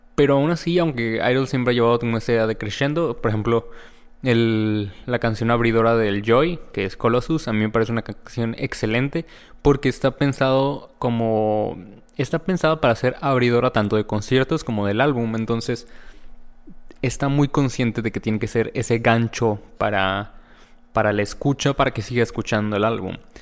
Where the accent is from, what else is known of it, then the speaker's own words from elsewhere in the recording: Mexico; yo como mexicano